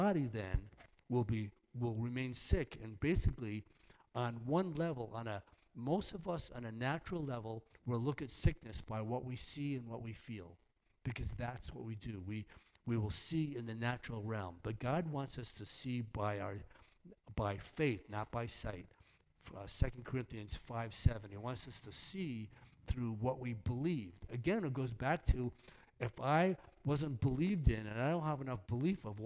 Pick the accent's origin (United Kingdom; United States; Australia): United States; New York; I'm from New York. Actually, I'm from New York